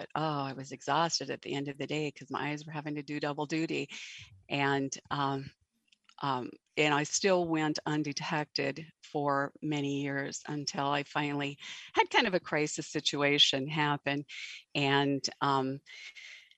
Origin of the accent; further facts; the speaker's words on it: Western North Dakota, United States; I am from North Dakota, and I grew up on a ranch in Western North Dakota.